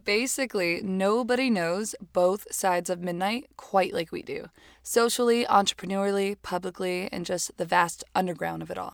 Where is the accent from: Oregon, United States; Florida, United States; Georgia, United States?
Florida, United States; Hialeah; moved away as an adult; also born or lived in New York City; now in Los Angeles, United States; I was born in Miami, Florida, in a very fun, extremely Cuban place called Hialeah. I left home at eighteen